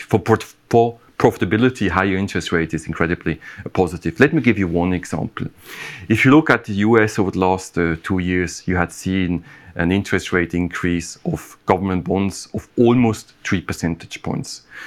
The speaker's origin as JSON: {"language": "English", "country": "Switzerland", "said": "my home country"}